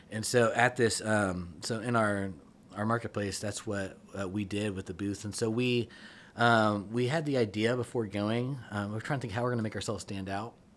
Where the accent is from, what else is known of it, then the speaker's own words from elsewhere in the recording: Kansas City, United States; moved away; I'm initially from Kansas City